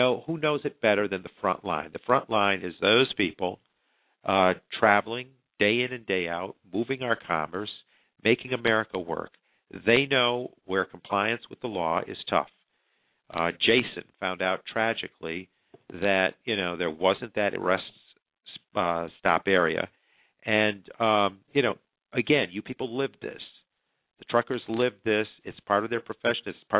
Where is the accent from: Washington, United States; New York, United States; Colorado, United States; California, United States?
New York, United States; New York, my home state